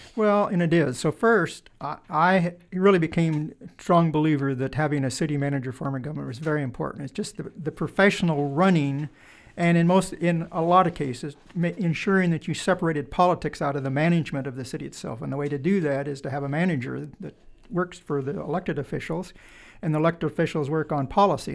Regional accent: Wallowa, Oregon, United States; also born or lived in La Grande, Oregon; now in Springfield, United States; I was born in Le Grand, but I actually lived in a little town called Wallowa

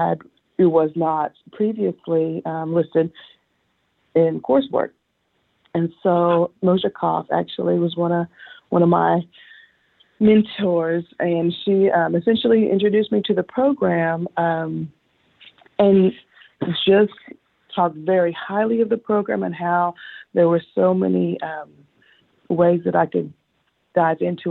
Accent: Northwest Arkansas, United States; also born or lived in Texas / Tulsa, Oklahoma; I am a native of Arkansas. I've been here quite a while. But my original roots are from Texas. But I have essentially been in Arkansas since I was 6 years old

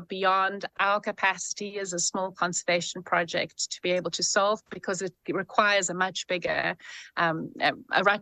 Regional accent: South Africa; I'm a South African

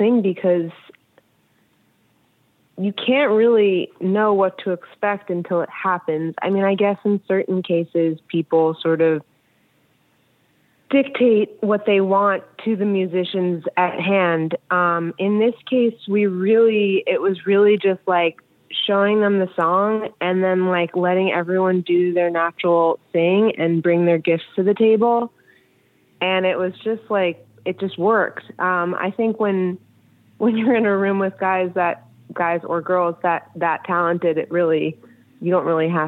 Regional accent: New York City, New York, United States; I grew up in New York City

